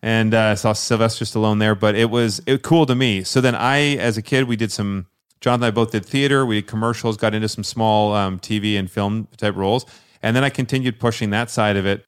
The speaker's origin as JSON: {"language": "English", "region": "Scotland", "country": "United Kingdom", "said": "I wore kilt. I'm Scottish"}